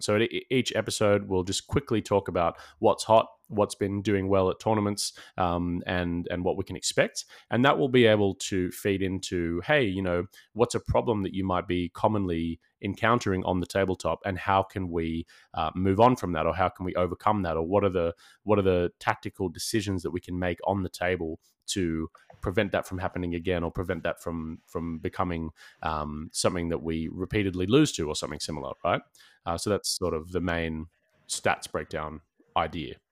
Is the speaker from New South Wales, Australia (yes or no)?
yes; Sydney, New South Wales, Australia; we're both from Sydney